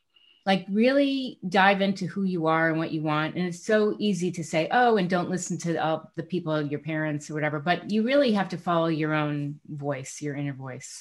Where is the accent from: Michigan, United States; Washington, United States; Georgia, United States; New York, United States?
New York, United States; moved away; I'm originally from New York.